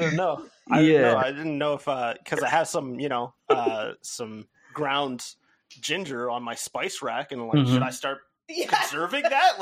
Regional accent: Canada; that's pretty controversial of me to say as a Canadian

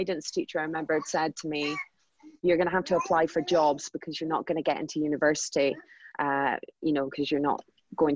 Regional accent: Aberdeen, Scotland, United Kingdom; moved away as an adult; also born or lived in London; I moved from London, so working in the financial district in London, back up to sunny Aberdeen.

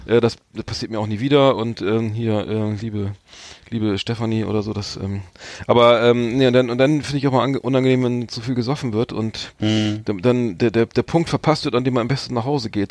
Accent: Bremen / Bremerhaven, Germany; wir sind ja beide äh, Bremer, Bremerhavener

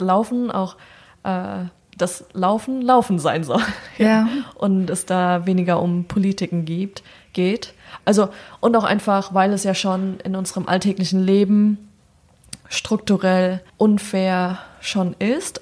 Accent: Germany; also born or lived in New York; now in Berlin, Germany; Deutsche sein in Deutschland

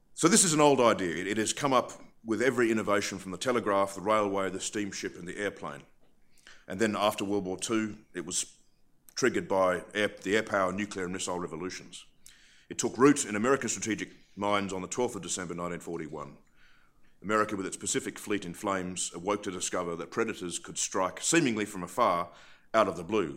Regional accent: Australia; also born or lived in Britain; now in United Kingdom; I'm from Australia. I live in Britain

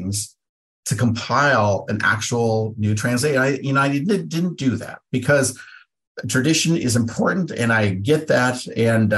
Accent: Pacific Northwest, United States; I'm from the Pacific Northwest.

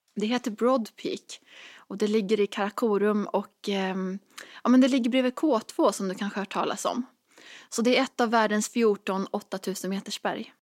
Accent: Dalsland, Västra Götaland, Sweden; moved away; hemma i den här lilla hålan i Dalsland där jag växte upp

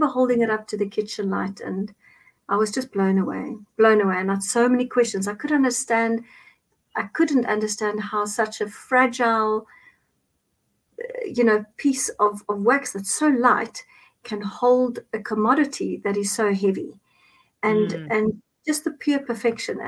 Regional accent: Cape Town, Western Cape, South Africa; English is a second language; now in Johannesburg, South Africa; I'm originally from Cape Town. I reside in Johannesburg just now.

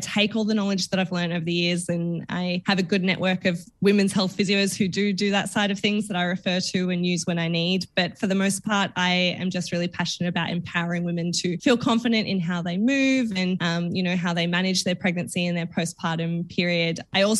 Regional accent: Werribee, Victoria, Australia; I grew up in little town. It was littler when I grew up there, but it was still very much suburbia in a place called Werribee in Melbourne. So out in the west side for anyone Melbourne based.

